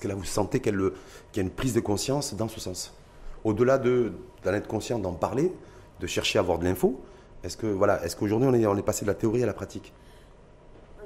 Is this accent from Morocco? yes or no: yes; Morocco; chez nous, au Maroc